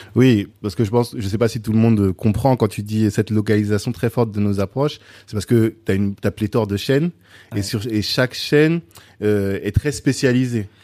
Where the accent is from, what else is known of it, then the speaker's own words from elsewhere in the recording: France; moi j'ai grandi en France dans les années 90